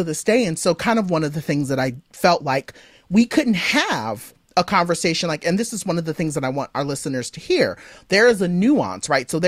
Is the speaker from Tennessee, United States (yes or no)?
no; Southern California, United States; I grew up in SoCal